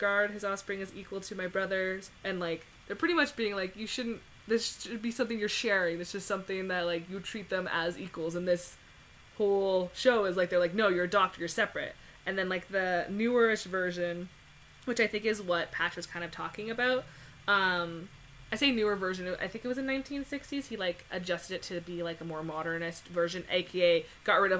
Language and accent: English; Canada; I am Canadian